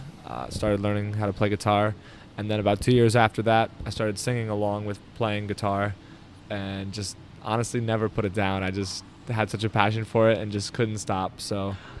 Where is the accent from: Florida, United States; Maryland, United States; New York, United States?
New York, United States; Albany; also born or lived in Lake George, New York / Poughkeepsie, New York; I grew up in Albany, and when I was a senior in high school, I moved up to Lake George, Queensbury area, and went to Lake George High School.